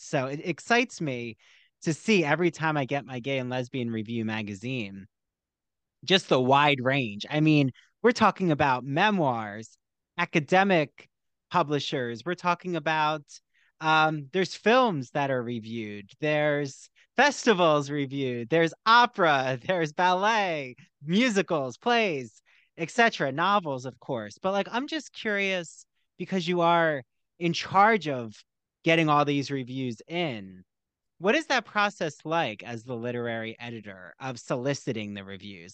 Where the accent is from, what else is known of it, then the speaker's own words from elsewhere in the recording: Philadelphia, Pennsylvania, United States; I'm from the Philly area